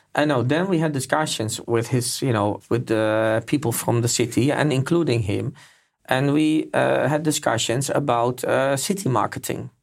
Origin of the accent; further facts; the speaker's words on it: Netherlands; moved away; I'm from Holland as well